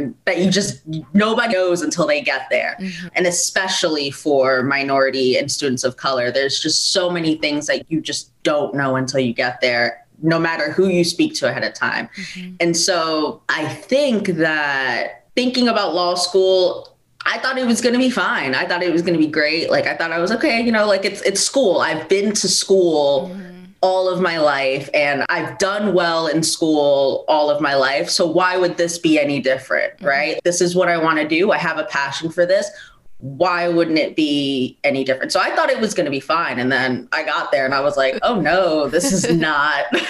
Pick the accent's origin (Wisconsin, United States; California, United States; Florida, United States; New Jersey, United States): Florida, United States; South; moved away as an adult; now in New York, United States; I was born in New York and I moved to Florida at a young age, and I was raised almost entirely in South Florida